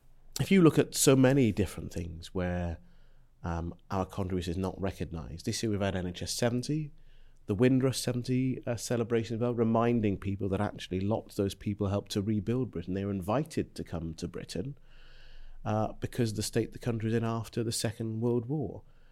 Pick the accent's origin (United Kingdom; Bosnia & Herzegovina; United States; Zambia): Zambia; born there; Well, it's a bit of an odd route, because I was born in Zambia in 1974.